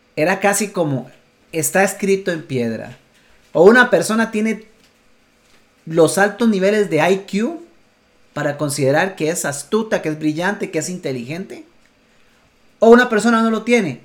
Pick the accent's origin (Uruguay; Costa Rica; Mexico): Costa Rica; Costa Rica, en mi país